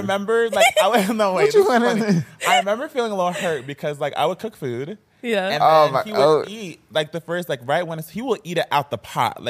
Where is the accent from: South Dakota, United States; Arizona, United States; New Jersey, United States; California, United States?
New Jersey, United States; So my family's Cameroonian. I was born in New Jersey. Oh. My family's from Cameroon, Africa.